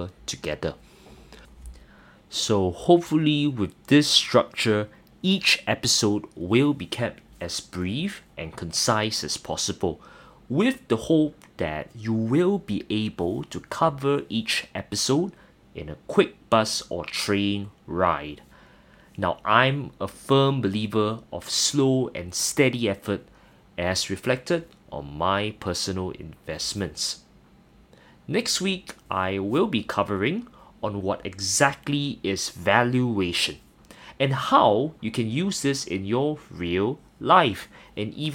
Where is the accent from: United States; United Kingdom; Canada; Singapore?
Singapore; I'm not sure whether you can tell from my accent, I actually hail from Singapore.